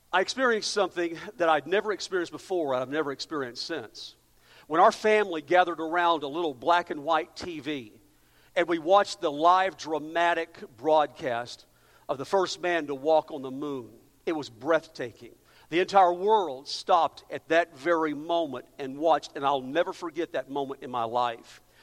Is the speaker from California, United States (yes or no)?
no; Amarillo, Texas, United States; moved away; I'm from El, uh, Amarillo, so I feel like I've just come back home